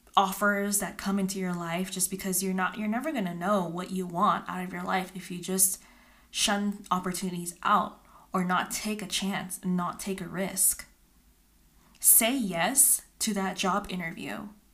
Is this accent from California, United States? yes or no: yes; California, United States; moved away as an adult; now in Utah, United States; I am originally from California